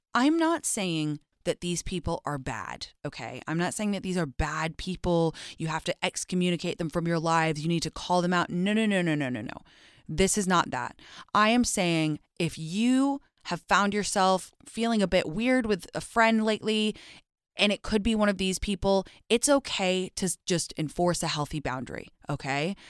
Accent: London, United Kingdom; moved away; I grew up in London, obviously, and in England

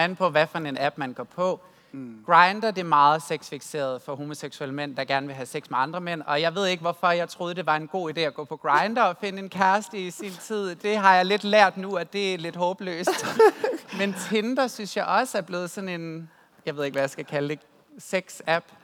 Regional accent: West Jutland, Central Denmark Region, Denmark; Jeg er jo fra Vestjylland, øh, så min stor del af min opvækst og min teenageår, det har været svært, fordi at jeg kommer fra en kristen familie i Vestjylland

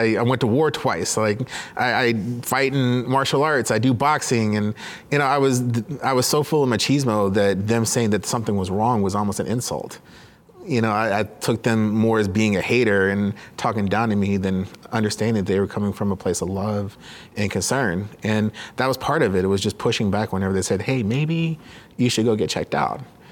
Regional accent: Dallas, Texas, United States; moved away as an adult; I grew up in Dallas-Fort Worth

